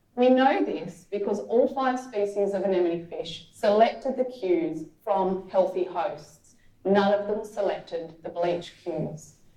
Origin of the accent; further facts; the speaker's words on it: Canberra, Australian Capital Territory, Australia; I grew up in Canberra, which is a bit of a drive from the beach